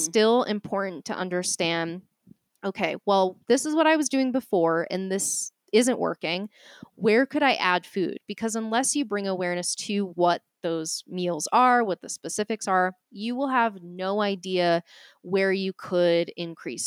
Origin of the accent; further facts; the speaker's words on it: Boston, Massachusetts, United States; accent: Boston; my Boston accent